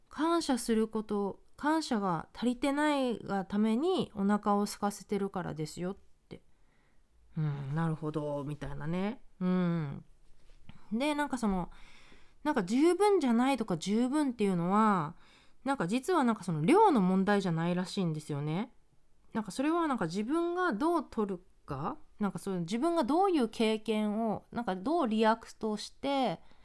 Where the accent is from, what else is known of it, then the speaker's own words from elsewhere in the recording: Japan; moved away as an adult; now in United States; 日本で生まれ育った